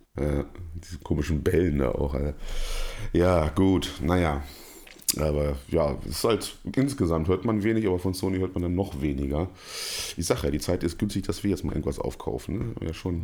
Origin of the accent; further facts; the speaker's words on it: Germany; als Deutscher